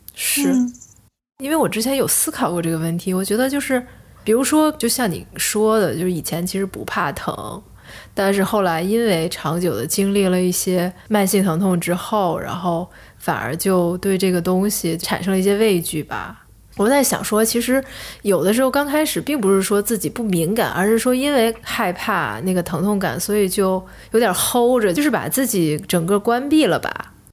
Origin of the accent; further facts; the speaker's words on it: China; 我们中国人